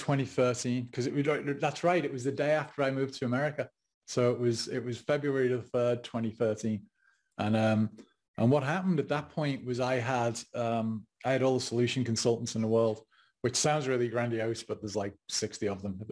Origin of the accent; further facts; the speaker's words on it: England, United Kingdom; moved away as an adult; now in United States; being English and not being an American, not being American at the time